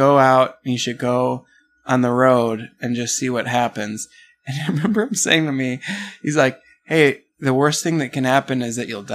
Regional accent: Milwaukee, Wisconsin, United States; moved away as an adult; also born or lived in New Mexico / Minneapolis; I grew up in Milwaukee.

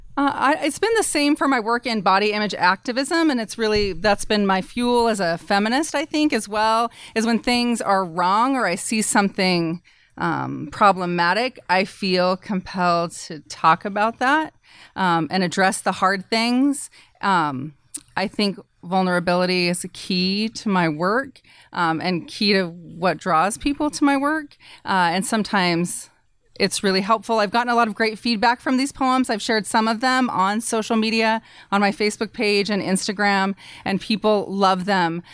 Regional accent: Idaho, United States; as a woman in, growing up in Idaho and as a feminist

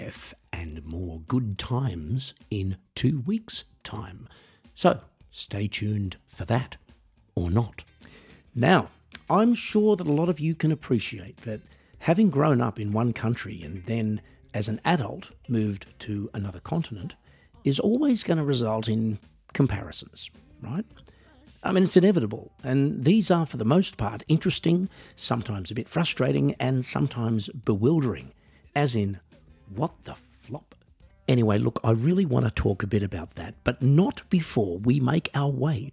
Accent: Australia; moved away as an adult; also born or lived in United States; growing up in Australia

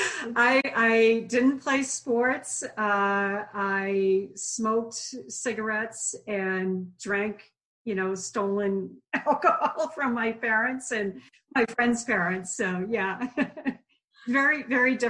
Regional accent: Hopkinton, Massachusetts, United States; I grew 26 miles from Boston in Hopkinton

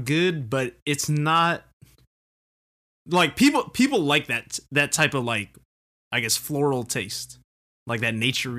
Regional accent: Philippines; We're Filipino. We eat.

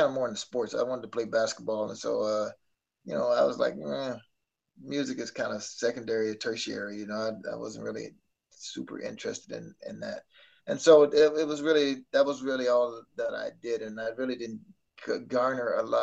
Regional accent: Arkansas, United States; moved away; I'm back in my hometown, you know, where it all started

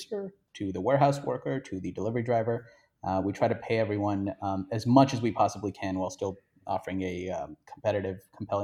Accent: India; I grew up in India

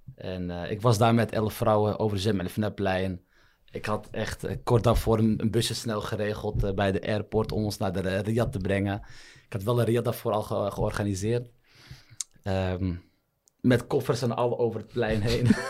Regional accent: Netherlands; also born or lived in Morocco; Ik ben in Nederland geboren

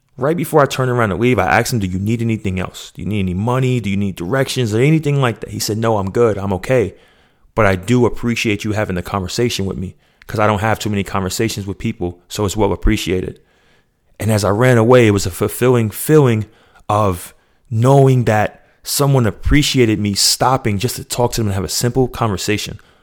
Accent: New York, United States; now in Georgia, United States; I'm still from New York

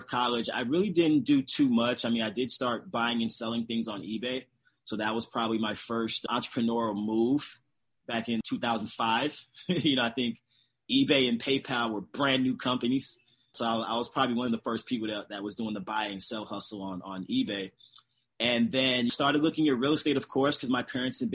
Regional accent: St. Louis, Missouri, United States; also born or lived in Chicago, Illinois; I was born and raised in St. Louis, Missouri

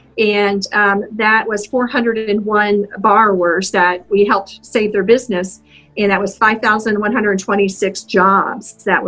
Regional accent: Indianapolis, Indiana, United States; also born or lived in -; I grew up in Indianapolis, on the east side of Indianapolis.

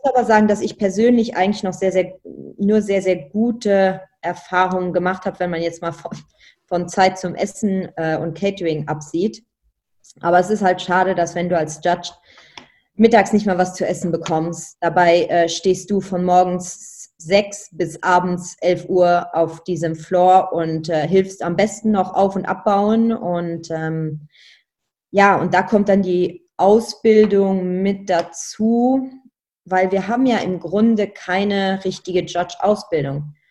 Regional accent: Luxembourg; moved away as an adult; also born or lived in Germany; als Luxemburger

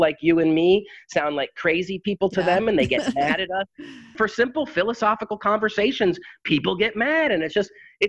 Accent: New England, United States; me growing up in New England

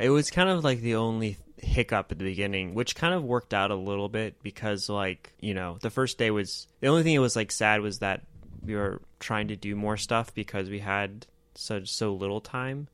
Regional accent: United States; as an American

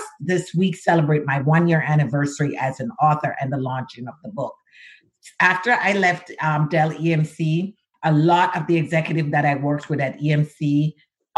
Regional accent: Jamaica; moved away as an adult; also born or lived in Shawnee Mission, Kansas; now in United States; being in Jamaica

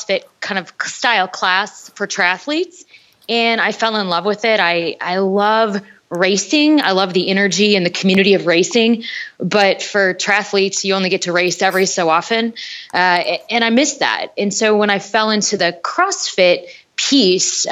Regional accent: North Dakota, United States; moved away; I'm from North Dakota originally and we didn't have girls soccer at my level.

